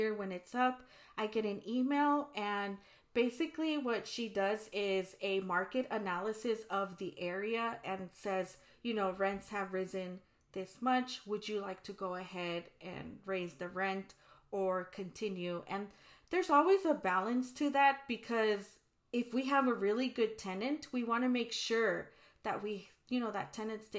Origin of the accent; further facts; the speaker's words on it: California, United States; we were priced out here in California, even in mm-hmm. my hometown that at one point was affordable.